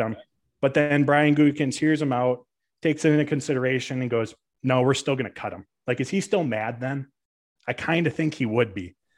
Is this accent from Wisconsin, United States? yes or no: yes; Green Bay, Wisconsin, United States; I am born and raised in Green Bay, Wisconsin, still call it home to this day